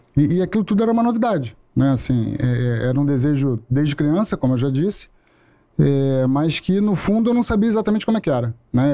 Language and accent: Portuguese; Rio de Janeiro, Brazil; Sou do Rio de Janeiro, é nascido e criado no Meier e logo em seguida para Tijuca